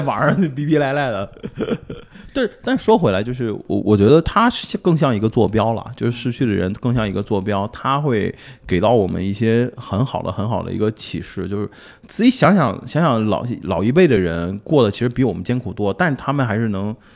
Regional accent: Shandong, China; 我也是山东人

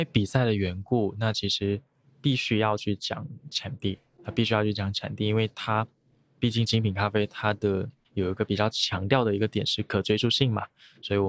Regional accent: Guangdong, China; 那我会认为，可能因为我是潮汕人，然后我家里爸爸妈妈会喝茶

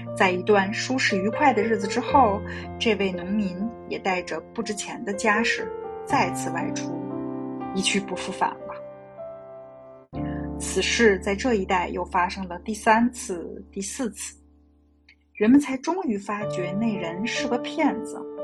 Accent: China; 我们中国人

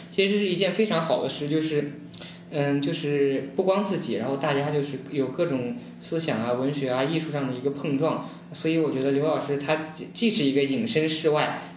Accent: northern Jiangsu, China; 苏北县中成长起来的考生

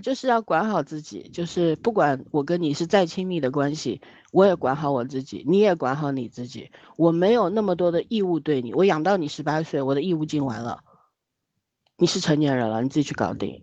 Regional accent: Shanghai, China; 我们上海

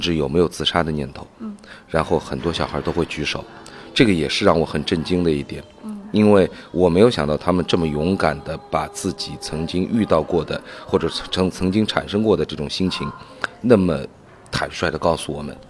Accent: China; 我们中国人

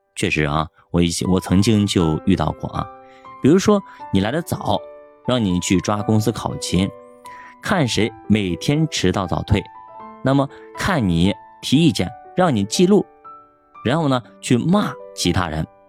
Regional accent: China; 我们中国人的职场

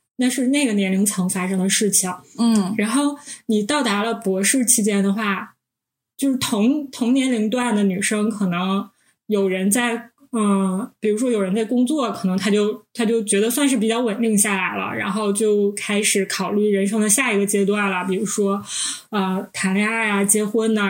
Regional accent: Northeast China, China; 我们是三个来自东北的 ladies

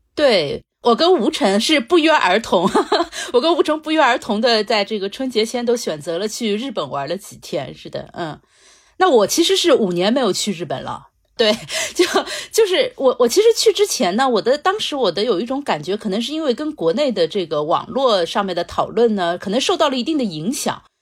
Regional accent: Shanghai, China; 我们中国人，或者说上海人

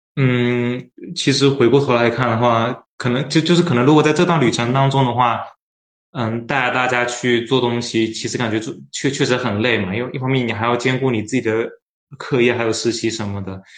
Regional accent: Fujian, China; now in Shanghai, China; 我是福建人，在复旦读的是，呃，生命科学专业，在生命科学学院里面

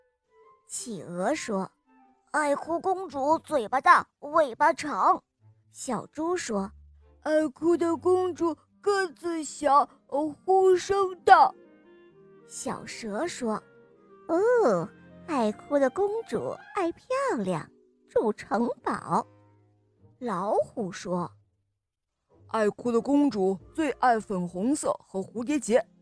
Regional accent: Shanghai, China; 今年我六岁了，我来自上海

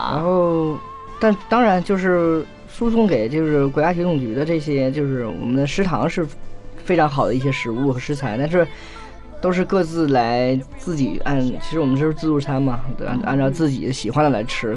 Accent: Tianjin, China; 因为我是天津人嘛

